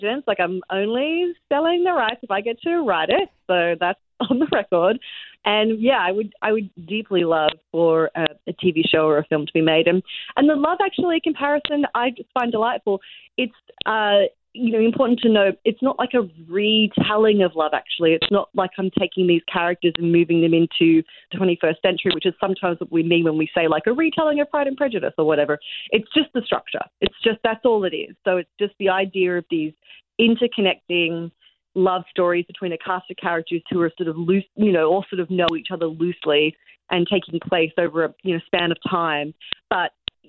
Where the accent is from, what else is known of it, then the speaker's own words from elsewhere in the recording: Australia; moved away as an adult; also born or lived in Sydney, Australia; now in New York, United States; I'm Australian